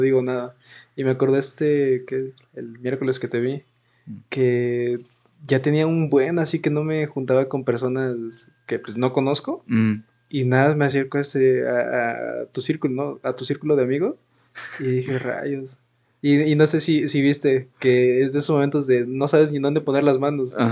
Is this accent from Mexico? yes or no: yes; Mexico; como mexicanos